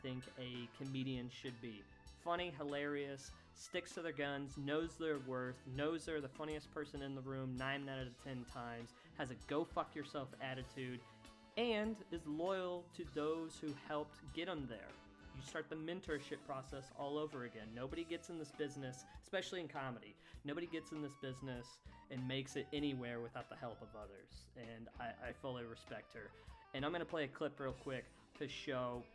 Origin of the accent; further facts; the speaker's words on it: Kansas, United States; Growing up, I grew up in Kansas